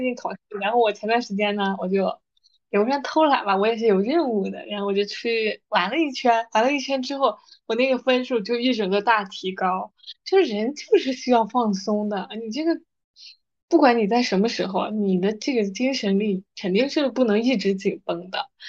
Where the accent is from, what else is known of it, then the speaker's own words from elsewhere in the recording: China; 咱们就是中国人